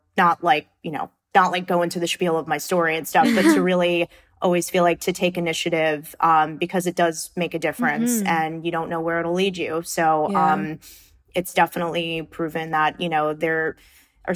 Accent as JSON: {"language": "English", "area": "Long Island", "region": "New York", "country": "United States", "tie": "born or raised there", "said": "growing up on Long Island"}